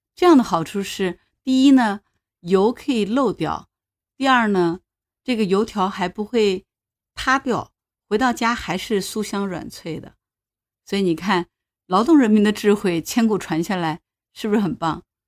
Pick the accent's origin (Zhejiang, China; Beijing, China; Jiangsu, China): Zhejiang, China; Hangzhou; 我是杭州人 我们小时候早上起来喝粥，吃片儿川，就是我们本地的一种面条了